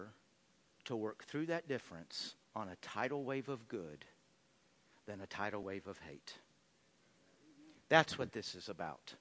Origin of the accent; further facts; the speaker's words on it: Texas, United States; I grew up in Texas